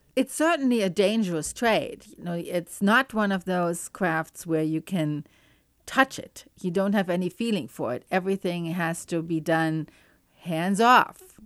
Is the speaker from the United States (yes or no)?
no; Cologne, North Rhine-Westphalia, Germany; moved away; I grew up in Cologne in Germany